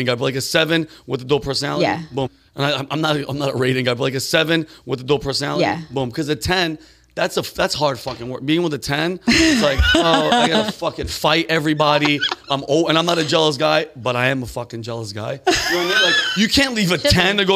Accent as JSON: {"language": "English", "region": "East Coast", "country": "United States", "said": "I'm from the East Coast."}